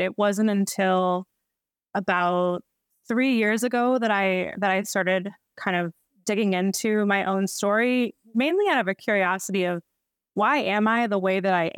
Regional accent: Baltimore, Maryland, United States; moved away as an adult; now in Los Angeles, United States; I live in Los Angeles, California. I'm originally from Baltimore. So I am an East Coast gal, but since moved here 5 years ago

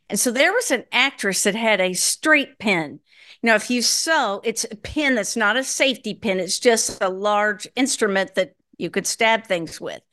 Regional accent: Minnesota, United States; moved away; also born or lived in Chicago / Michigan; I was born in Minnesota, went to college in Chicago

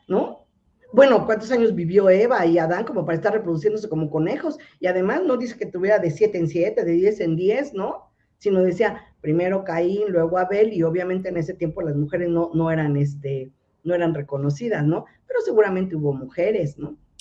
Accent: Mexico City, Mexico; de aquí, de la Ciudad de México, porque soy chilanga pura y auténtica

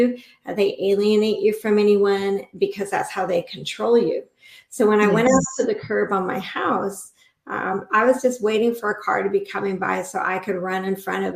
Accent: Inglewood, California, United States; now in Central Oregon, United States; My original home was Inglewood, California, home of the original Lakers

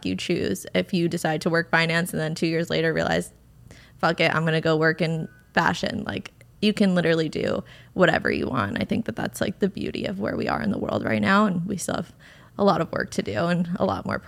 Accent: Westchester, New York, United States; I went to a small private school in Westchester, so I'm from New York originally

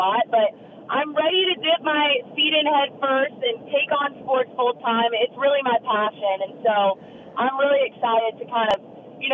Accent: Manhattan Beach, California, United States; moved away; also born or lived in Georgia; I grew up, because I'm from Manhattan Beach, which is in, you know, the LA area, and I grew up going to USC and UCLA games.

